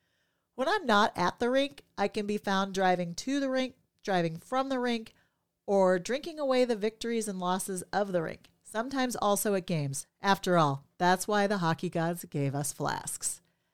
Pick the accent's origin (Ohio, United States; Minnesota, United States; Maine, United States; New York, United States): Minnesota, United States; born there; I was born in Minnesota, the state of hockey, and having lived in many states